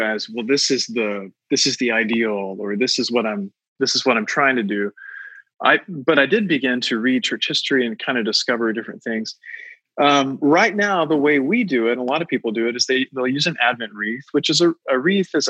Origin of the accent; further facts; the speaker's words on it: United States; to me as an American